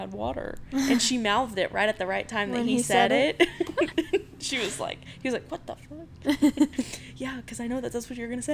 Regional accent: Georgia, United States; moved away; I was not born here. I was born in Georgia

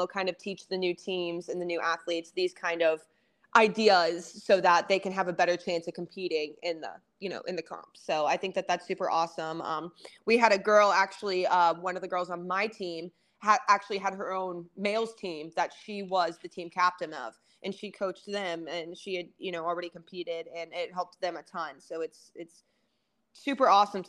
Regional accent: Ohio, United States; moved away as an adult; now in Atlanta, United States; I'm from Ohio

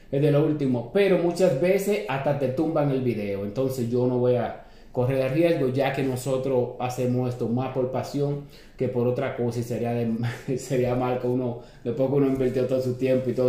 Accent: San Pedro de Macorís, Dominican Republic; porque nosotros somos de San Pedro de Macorís y hay que apoyar a la gente de uno.

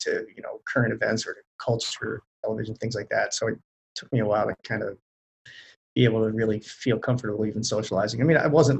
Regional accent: Lancaster County, Pennsylvania, United States; I grew up in Lancaster County, where most people are familiar with the Amish community that's there

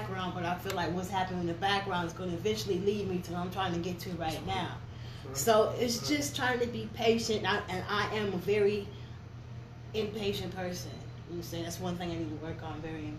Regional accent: Ohio, United States

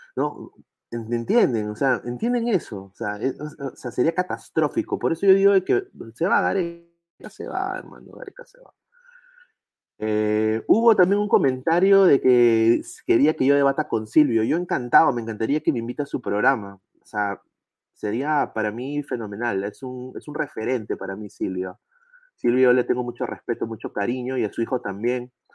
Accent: Peru; como peruano

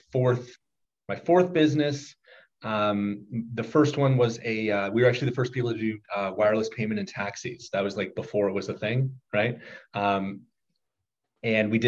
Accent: Toronto, Ontario, Canada; moved away as an adult; also born or lived in Harvard / Oxford; I am born and raised in Toronto

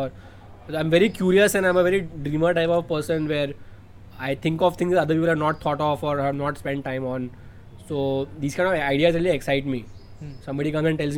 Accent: India; as a Indian

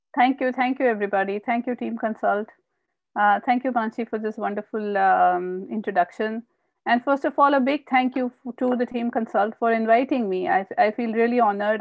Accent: Indore, Madhya Pradesh, India; also born or lived in Bhopal; I was born and brought up in India, and um, I did my MBA from Barkatullah University in Bhopal. Uh, and then uh, uh, I moved to Indore, which is my uh, hometown.

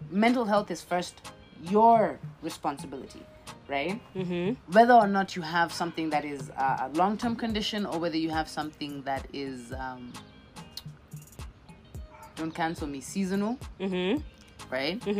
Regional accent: Kenya; Kenyan uh, brand beautiful things are going on in this country. Dope things are going on. Let's support ours.

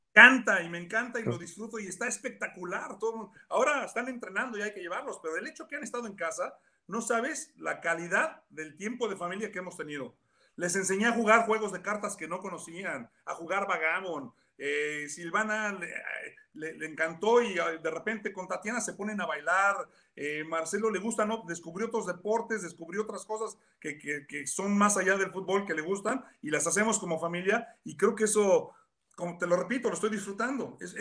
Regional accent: Mexico; moved away; como mexicano

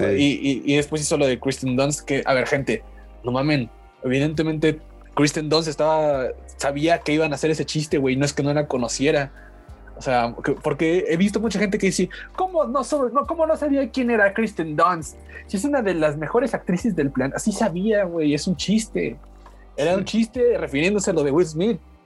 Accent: Mexico; mi país

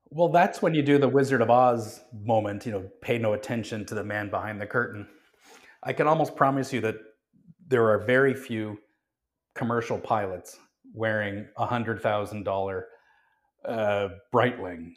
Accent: Calgary, Alberta, Canada; I grew up in Calgary, um, quite close to the Rocky Mountains

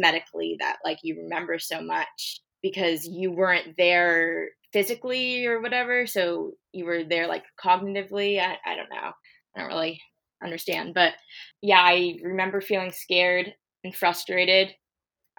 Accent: California, United States; I'm from California

